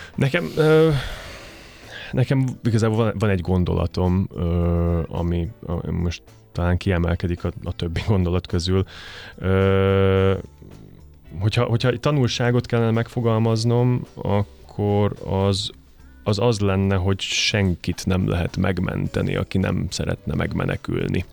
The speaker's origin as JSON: {"language": "Hungarian", "town": "Košice", "region": "Košice Region", "country": "Slovakia", "tie": "born or raised there", "also_born_or_lived": "Komárno, Slovakia / Budapest, Hungary", "first_language": "Hungarian", "moved": "as an adult", "lives_now": "Tata, Hungary", "said": "Kassára, nekem az a szülővárosom"}